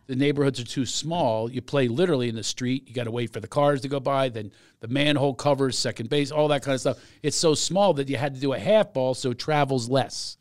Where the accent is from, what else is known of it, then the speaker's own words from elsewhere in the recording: Philadelphia, Pennsylvania, United States; I'm from Philadelphia